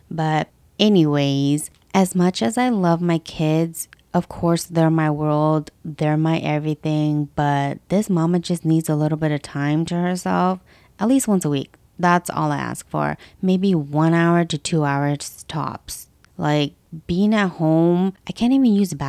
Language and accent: English; West Coast, United States; I was born and raised in the West Coast, and I'm still here till this day.